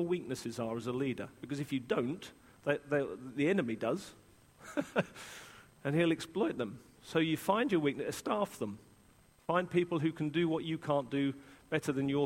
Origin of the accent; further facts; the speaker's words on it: England, United Kingdom; as an Englishman